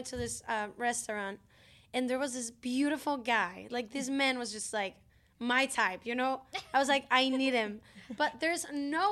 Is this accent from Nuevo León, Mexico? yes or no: yes; Monterrey, Nuevo León, Mexico; I grew up in Mexico